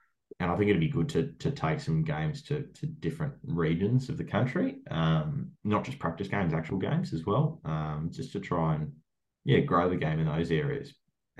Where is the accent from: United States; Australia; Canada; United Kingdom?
Australia; Melbourne, Victoria; I'm from Melbourne